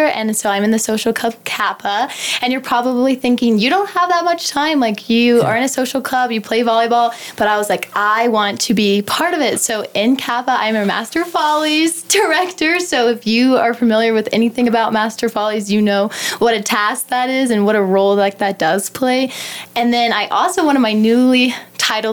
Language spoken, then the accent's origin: English; Wichita Falls, Texas, United States; I grew up in Wichita Falls, and I graduated from Holiday